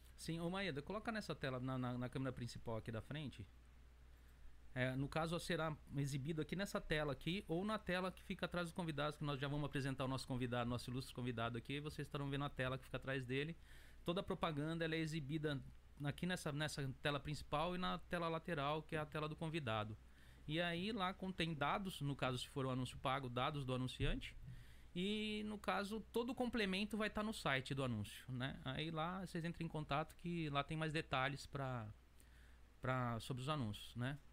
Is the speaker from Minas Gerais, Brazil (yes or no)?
no; São Paulo, Brazil; moved away as an adult; now in Japan; eu sou do Jardim Três Marias, né? Mas a gente fala Patriarca porque Patriarca o pessoal conhece